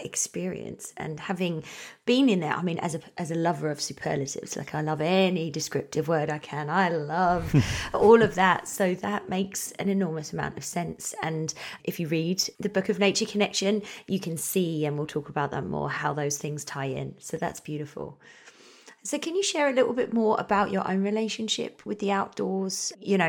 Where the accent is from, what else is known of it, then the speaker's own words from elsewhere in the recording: United Kingdom; now in Canada; as a British person